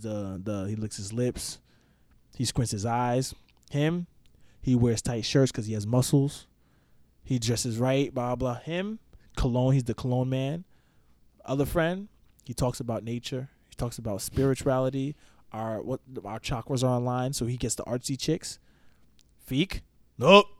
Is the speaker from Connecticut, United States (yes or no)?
no; the Poconos, Pennsylvania, United States; also born or lived in New York / Philadelphia; now in Melbourne, United States; I'm from the Poconos. Was born in New York, but I was raised in the Poconos.